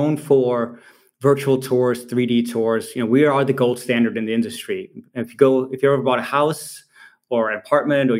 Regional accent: Copenhagen, Capital Region of Denmark, Denmark; moved away as an adult; now in Silicon Valley, United States; I'm from Copenhagen, Denmark originally, even though I spent the last 20 years of my career in Silicon Valley

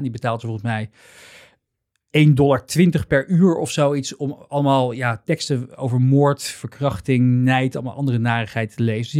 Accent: Netherlands; wij natuurlijk als, als Nederlanders

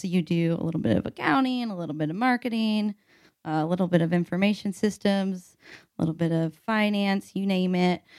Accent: Evansville, Indiana, United States; moved away as an adult; also born or lived in West Lafayette, Indiana; now in Indianapolis, United States; I'm from Evansville, Indiana

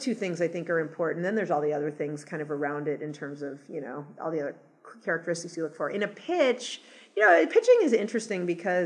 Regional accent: Los Angeles, California, United States; moved away as an adult; also born or lived in New York / Boston / San Francisco / Seattle; I grew up in Los Angeles, and then I lived in lots of other cities for 15 years, New York, Boston, San Francisco, Seattle for a short period of time

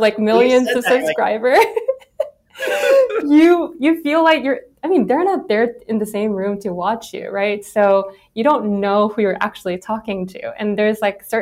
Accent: South Korea; moved away as an adult; I grew up in Korea, and I went to all girls middle school, all girls high school, all women's college

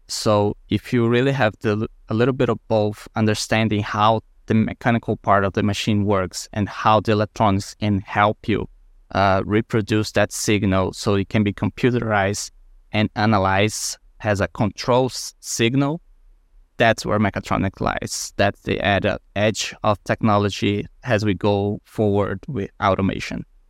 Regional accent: Brazil; moved away; I was born in Brazil, close to the beach, and we have a great coral reef next to our city

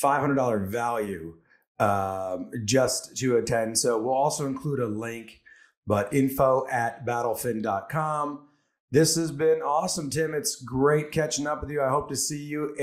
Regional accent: Port Chester, New York, United States; I grew up in Port Chester, New York, right on the border of Connecticut.

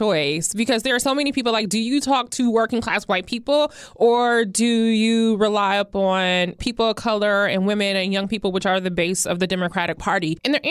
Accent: Toledo, Ohio, United States; Or the auto worker in Toledo, Ohio. My hometown.

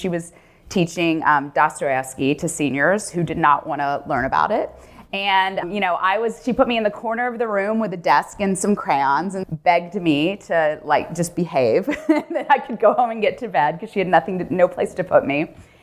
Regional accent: Memphis, Tennessee, United States; moved away; I grew up in Memphis, Tennessee

